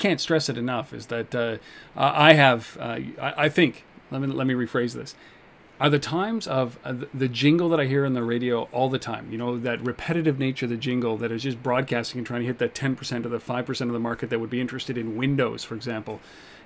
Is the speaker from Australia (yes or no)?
no; Canada; I am a Canadian